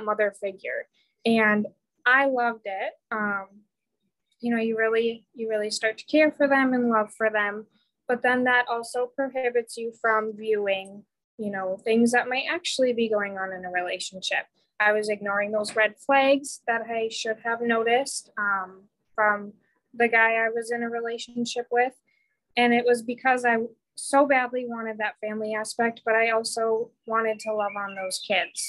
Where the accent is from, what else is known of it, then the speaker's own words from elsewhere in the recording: Michigan, United States; moved away as an adult; also born or lived in Marquette, Michigan / Kingsford, Michigan; now in Florida, United States; I am from Michigan. Isabel and I went to all the way back to elementary school together